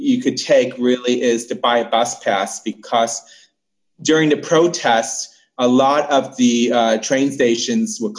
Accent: United States; moved away; also born or lived in New Jersey / Hawaii; I was born and raised mostly in New York and Jersey

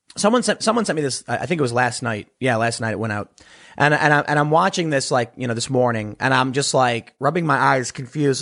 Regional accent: Chicago, Illinois, United States; I'm from Chicago

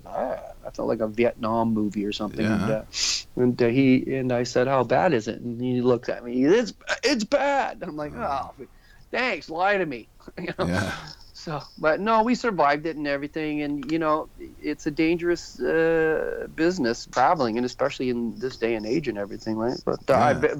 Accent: Jacksonville, Florida, United States; also born or lived in Toronto, Canada / Oshawa, Canada; now in Orillia, Canada; I grew up in Jacksonville, Florida, but I'm a Canadian

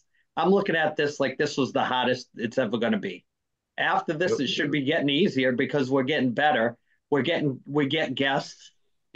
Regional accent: Northeast, United States; we're from the Northeast

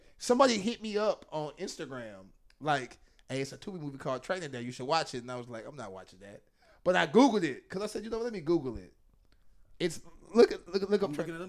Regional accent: St. Louis, Missouri, United States; I grew up in St. Louis.

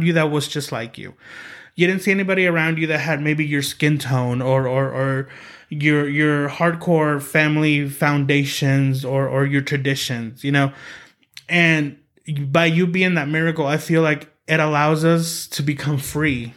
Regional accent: Oklahoma City, Oklahoma, United States; I grew up in here in Oklahoma City

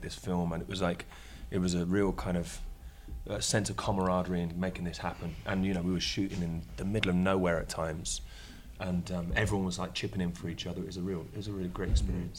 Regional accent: United Kingdom; I am British, obviously. I haven't got the Australian accent

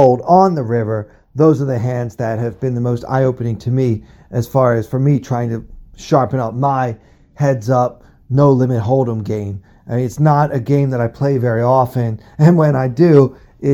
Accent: Baltimore, Maryland, United States; I'm from Baltimore, okay? I grew up rooting for the Orioles.

